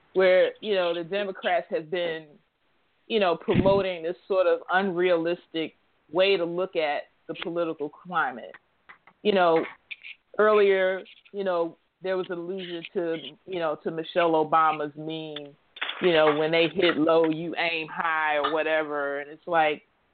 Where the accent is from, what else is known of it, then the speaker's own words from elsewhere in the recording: Chicago, Illinois, United States; now in Philadelphia, United States; Chicago, that's my hometown where my daughter was born